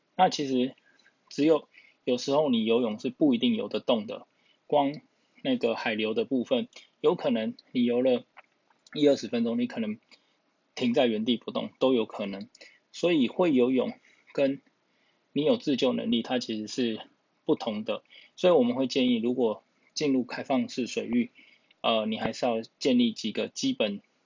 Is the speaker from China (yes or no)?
no; Taiwan; 从小在台湾